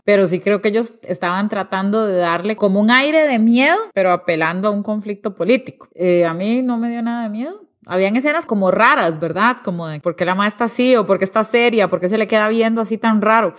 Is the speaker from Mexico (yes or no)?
no; Costa Rica; A veces como Costa Rica nos, nos creemos que no somos parte de Centroamérica, pero la verdad es que sí somos